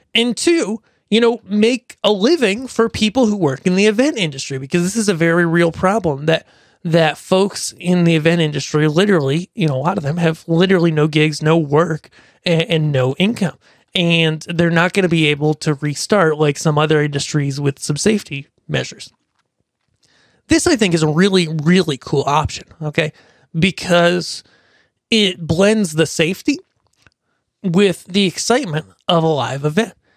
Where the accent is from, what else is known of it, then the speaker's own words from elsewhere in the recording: Pennsylvania, United States; my hometown, which is a s, not a big town, it's a small town in Pennsylvania